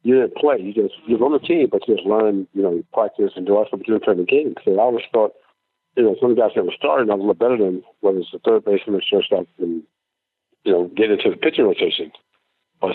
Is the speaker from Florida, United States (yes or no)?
yes; Tampa, Florida, United States; I grew up in Tampa